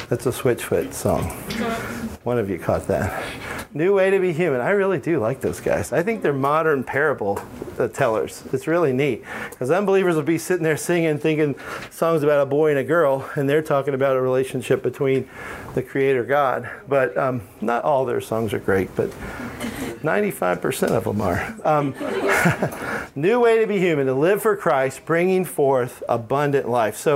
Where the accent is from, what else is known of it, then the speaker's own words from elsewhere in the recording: Alabama, United States; I am from Alabama. No offense, Maggie, but you know. Um, we talk funny down there. I'm not down there now, so I don't have an accent, but if I'm down there, it comes back.